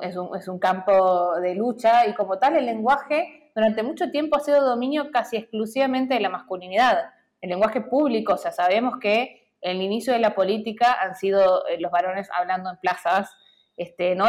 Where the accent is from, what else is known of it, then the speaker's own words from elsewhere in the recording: Santiago del Estero, Argentina; Yo soy hija también de Santiago del Estero